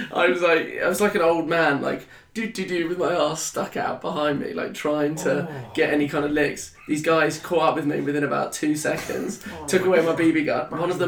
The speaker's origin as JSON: {"language": "English", "region": "Shanghai", "country": "China", "tie": "born or raised there", "said": "Like, because I grew up in Shanghai"}